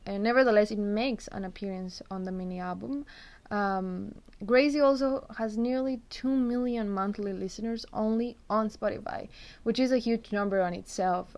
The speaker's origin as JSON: {"language": "English", "country": "Costa Rica", "said": "I'm actually from Costa Rica"}